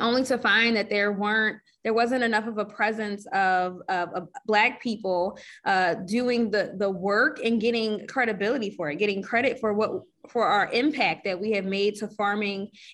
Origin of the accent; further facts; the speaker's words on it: Philadelphia, Pennsylvania, United States; me being a Philadelphian, I am from here. I'm also from Northwest Philadelphia, Germantown